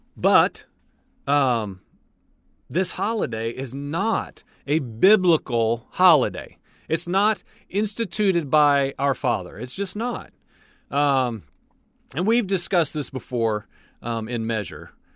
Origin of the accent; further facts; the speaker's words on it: United States; I'm born and raised in the United States